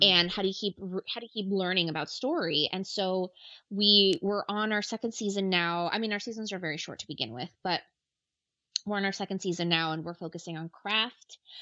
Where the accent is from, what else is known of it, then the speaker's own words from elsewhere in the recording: Ecuador; I'm from Ecuador